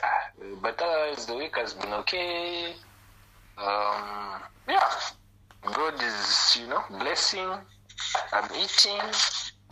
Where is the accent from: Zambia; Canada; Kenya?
Zambia; also born or lived in Thailand; Born and bred in Zambia, did my uni in Thailand, and I'm currently in Zambia